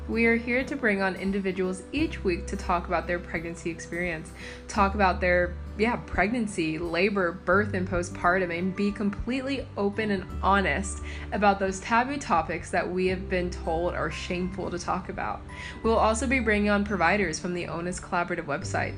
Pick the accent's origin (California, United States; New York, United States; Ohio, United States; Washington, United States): Ohio, United States; Cincinnati; I'm originally from Cincinnati